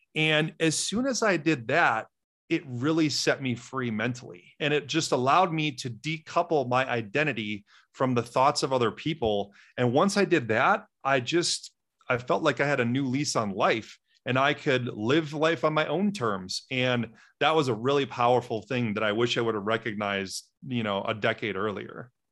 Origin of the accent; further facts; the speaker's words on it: Wisconsin, United States; I grew up in Wisconsin, which is about ninety miles north of Chicago in a small Midwestern town of twenty-five hundred people